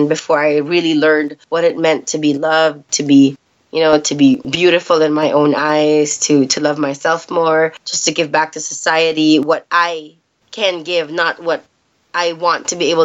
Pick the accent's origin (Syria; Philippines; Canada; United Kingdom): Philippines; also born or lived in United States; I basically grew up in the Philippines. I was born in the States, grew up here